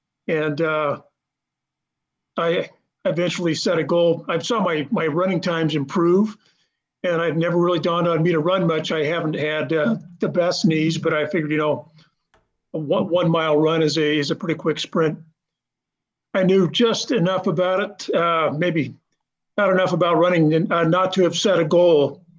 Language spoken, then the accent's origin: English; Idaho, United States; I grew up in Idaho skiing, you know, playing basketball and skiing.